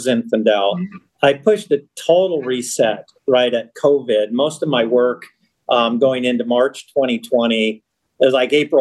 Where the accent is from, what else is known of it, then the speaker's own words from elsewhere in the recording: Los Angeles, California, United States; I was born in Los Angeles on Sunset Boulevard in LA. I grew up in the suburbs